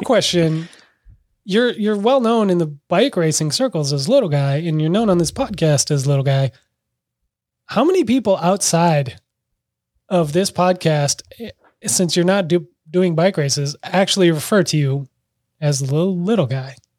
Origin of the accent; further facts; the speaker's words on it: Minneapolis, Minnesota, United States; this is my hometown, you know, my parents are mere blocks away from huge fires